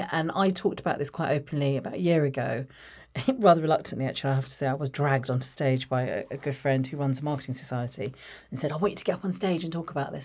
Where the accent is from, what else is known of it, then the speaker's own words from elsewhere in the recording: Watford, East of England, United Kingdom; I grew up in Watford, uh, born in Watford